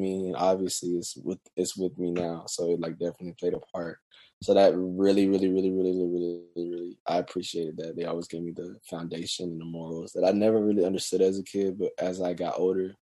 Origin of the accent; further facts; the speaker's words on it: Gastonia, North Carolina, United States; also born or lived in Charlotte, North Carolina / Mount Holly, North Carolina; I was born in Charlotte. We lived in Mount Holly. Then we moved to this lovely town called Gastonia, where there's nothing there. So I was raised there.